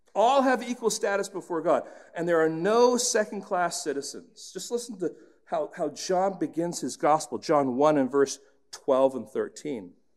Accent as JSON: {"language": "English", "region": "England", "country": "United Kingdom", "tie": "born or raised there", "moved": "yes", "said": "When I was growing up in England"}